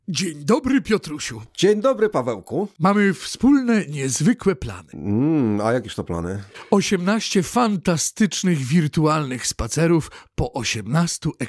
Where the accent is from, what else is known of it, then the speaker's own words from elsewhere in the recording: Warsaw, Masovian Voivodeship, Poland; Urodziłem się w Warszawie.